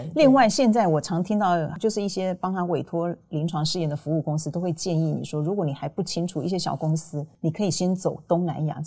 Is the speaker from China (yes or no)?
no; Taiwan; 我们台湾人